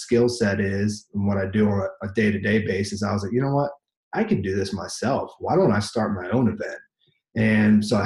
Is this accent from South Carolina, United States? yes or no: yes; Myrtle Beach, South Carolina, United States; I'm from Myrtle Beach, South Carolina